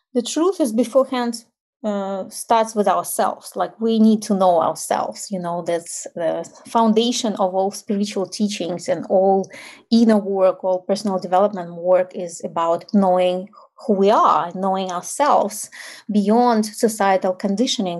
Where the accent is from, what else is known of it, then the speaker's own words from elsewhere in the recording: Ukraine; English is a second language; moved away as an adult; now in United States; I grew up in like post-Soviet Ukraine